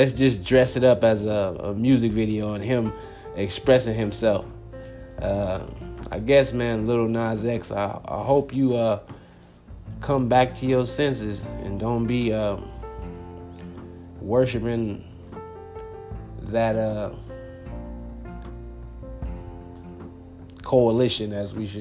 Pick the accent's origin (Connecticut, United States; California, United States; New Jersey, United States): California, United States; Compton; now in Phoenix, United States; I'm originally from Los Angeles, California. Compton, to be exact